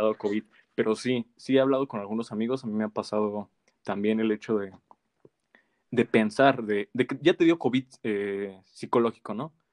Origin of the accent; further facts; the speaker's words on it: Mexico; como mexicanos